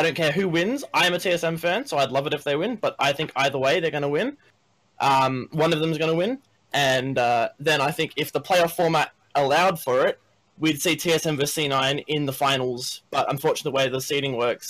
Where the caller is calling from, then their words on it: Sydney, New South Wales, Australia; I'm calling from Australia, actually. Sydney.